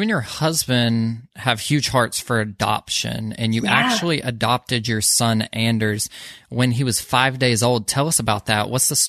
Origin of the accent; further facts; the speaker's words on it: Georgia, United States; we're both from Georgia